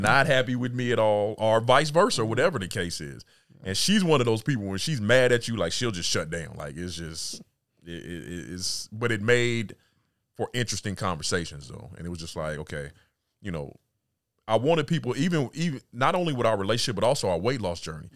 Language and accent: English; California, United States; moved away as an adult; also born or lived in Atlanta / Mississippi / Little Rock / DMV; I was born and raised in California.